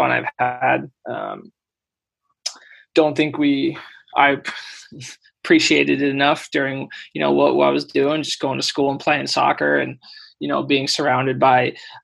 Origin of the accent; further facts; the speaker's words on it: Fresno, California, United States; also born or lived in Davis / Sweden / Ireland; It's my hometown